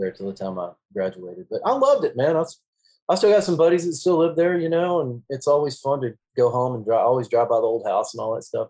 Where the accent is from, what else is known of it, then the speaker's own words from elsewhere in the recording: Duncanville, Texas, United States; I grew up in Duncanville